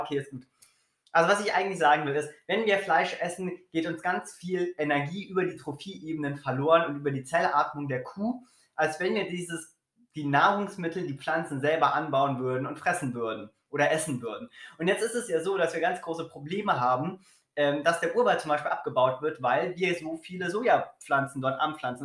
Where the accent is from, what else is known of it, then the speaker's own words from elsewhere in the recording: Berlin, Germany; Ich komme aus Berlin.